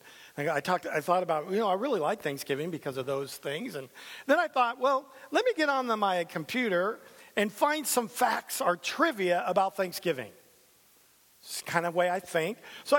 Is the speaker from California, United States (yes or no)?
yes; San Diego, California, United States; I'm a San Diego Charger fan. I came from San Diego.